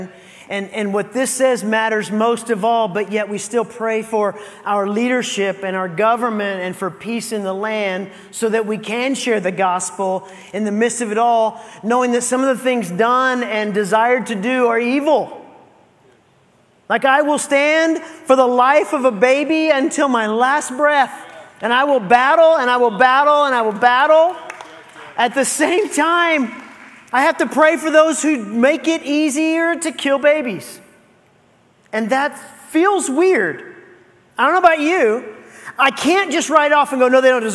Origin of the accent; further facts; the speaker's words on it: United States; as an American